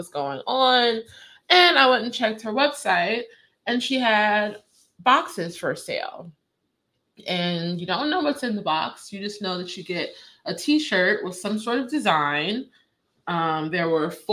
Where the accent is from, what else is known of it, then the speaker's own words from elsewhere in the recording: Virginia, United States; I'm from Virginia